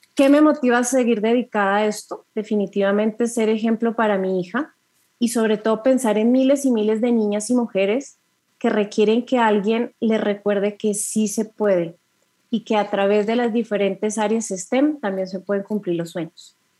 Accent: Colombia; soy mujer, soy colombiana

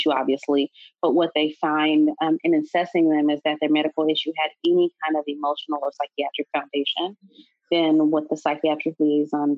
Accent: Los Angeles, California, United States; moved away as an adult; also born or lived in Illinois; I was born and raised in Los Angeles.

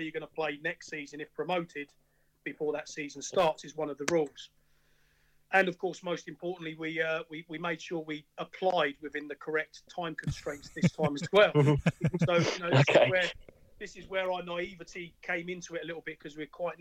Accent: Slough, South East England, United Kingdom; I grew up in Chalvey

